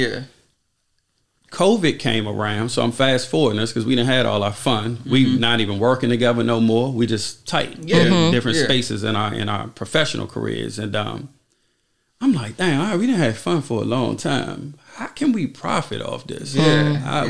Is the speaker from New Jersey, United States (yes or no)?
no; Washington, District of Columbia, United States; I'm from Southeast D.C.